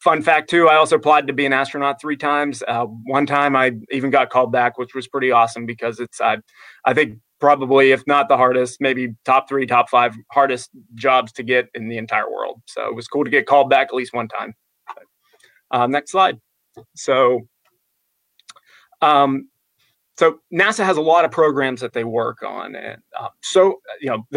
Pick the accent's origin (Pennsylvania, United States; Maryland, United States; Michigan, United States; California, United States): Pennsylvania, United States; Apollo; moved away as an adult; now in Florida, United States; I grew up in Western Pennsylvania, just outside of Pittsburgh. Actually, ironically enough, I grew up in a town called Apollo, Pennsylvania.